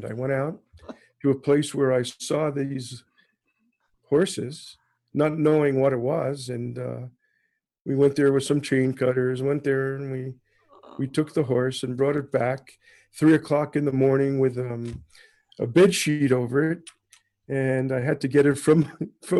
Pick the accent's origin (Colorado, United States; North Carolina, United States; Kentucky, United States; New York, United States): New York, United States; New York City; moved away as an adult; now in Toronto, Canada; I am American born in New York City, and sort of transplanted myself in Canada in 1974.